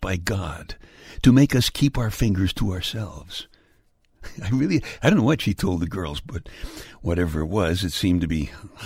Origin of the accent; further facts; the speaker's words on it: New York City, New York, United States; I was born in February in the Iceland section of Brooklyn